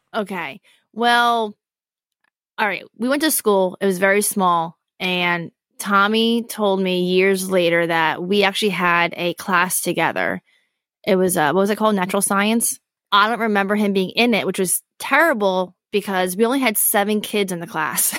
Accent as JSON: {"language": "English", "area": "Poconos", "region": "Pennsylvania", "country": "United States", "tie": "born or raised there", "said": "I grew up in the Poconos"}